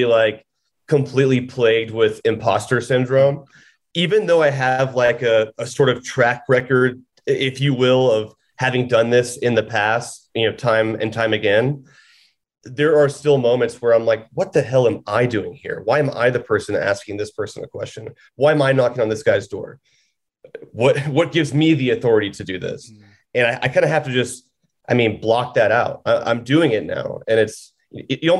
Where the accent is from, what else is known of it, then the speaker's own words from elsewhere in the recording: Georgia, United States; from my home state of Georgia